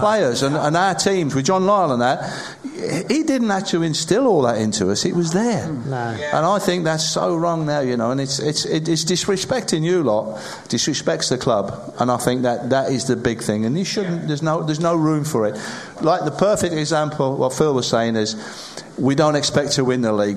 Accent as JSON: {"language": "English", "town": "Sedgley", "region": "West Midlands", "country": "United Kingdom", "tie": "born or raised there", "said": "I was born in Sedgley, which is probably around about 10 miles apart."}